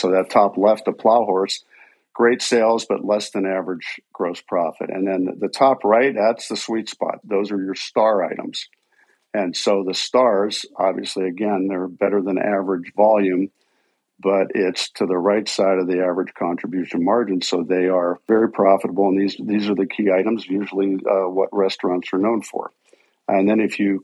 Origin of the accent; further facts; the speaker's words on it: Pittsburgh, Pennsylvania, United States; moved away as an adult; also born or lived in Chicago / Minneapolis-St. Paul; I was born and raised out in Pittsburgh, Pennsylvania